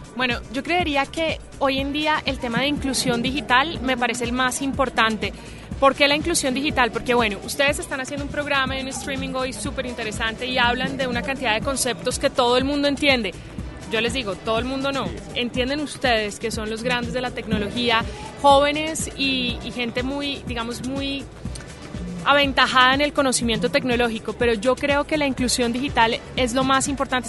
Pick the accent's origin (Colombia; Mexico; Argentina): Colombia; en mi país